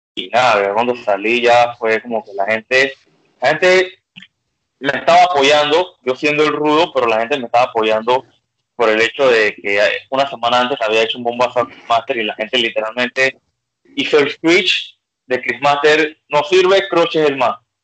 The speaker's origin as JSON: {"language": "Spanish", "country": "Panama", "said": "como decimos en Panamá"}